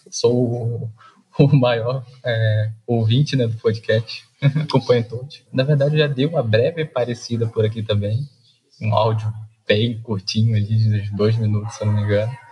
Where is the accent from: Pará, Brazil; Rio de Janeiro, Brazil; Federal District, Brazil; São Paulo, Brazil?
Rio de Janeiro, Brazil; Japeri; Sou de Japeri